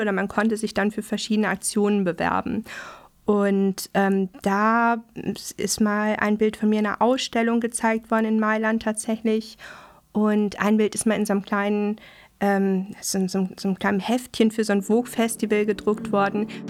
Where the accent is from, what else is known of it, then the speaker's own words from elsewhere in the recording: Dortmund, North Rhine-Westphalia, Germany; moved away as an adult; also born or lived in Welver-Weslarn, Soester Börde; now in Hamburg, Germany; Ich komme aus Nordrhein-Westfalen. Mhm. Und ähm, ich habe die ersten zehn Jahre meines Lebens in Dortmund verbracht. Ah und dann noch neun Jahre ähm, ganz auf dem Land